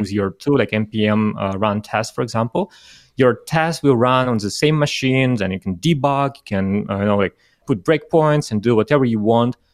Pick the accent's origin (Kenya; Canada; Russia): Russia; moved away; originally I'm from Russia